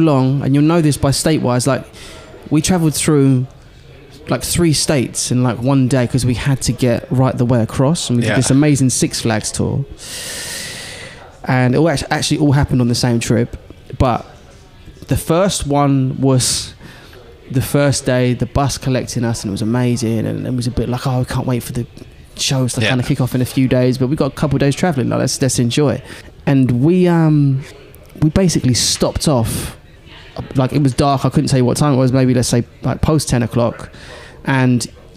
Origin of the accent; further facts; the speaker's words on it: England, United Kingdom; the accent was like, England. From England.